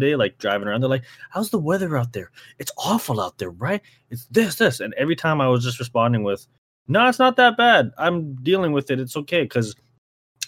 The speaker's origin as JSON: {"language": "English", "country": "Canada", "said": "as a Canadian"}